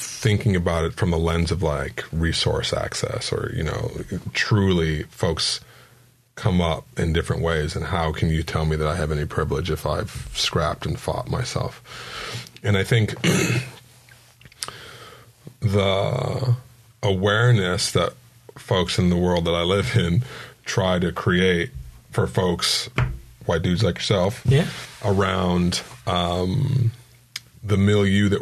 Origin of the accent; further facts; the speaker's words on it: San Diego, California, United States; also born or lived in Poway; as a San Diegan